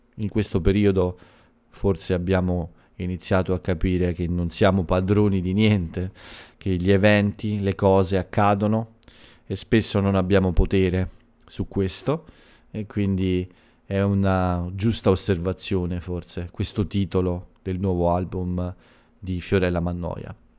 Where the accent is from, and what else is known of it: Italy